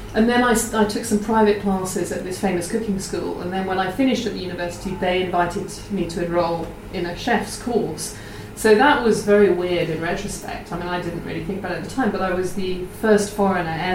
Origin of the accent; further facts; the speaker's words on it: Oxford, South East England, United Kingdom; I grew up in Oxford